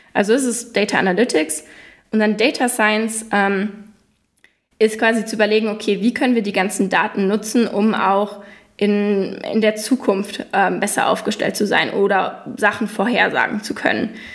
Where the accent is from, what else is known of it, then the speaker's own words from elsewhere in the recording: Germany; first language German; moved away as an adult; now in New York, United States; als Deutsche